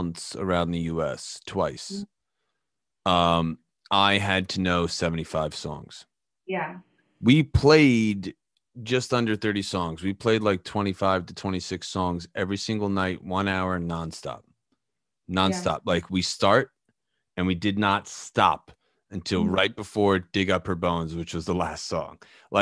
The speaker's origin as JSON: {"language": "English", "region": "New Jersey", "country": "United States", "said": "I'm from New Jersey"}